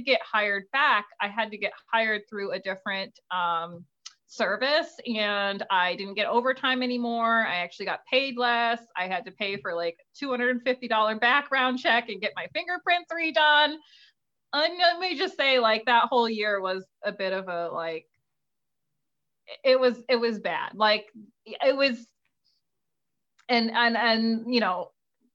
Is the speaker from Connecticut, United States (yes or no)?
yes; New Haven, Connecticut, United States; I was born in New Haven. I live in a suburb in New Haven County, but sure, I'm New Haven based